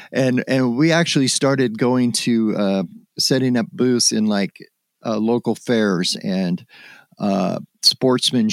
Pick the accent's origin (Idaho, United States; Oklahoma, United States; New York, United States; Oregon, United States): Oregon, United States; Summerville; where I grew up in Somerville, Oregon, was only about 15 miles south of where the Freeman film was shot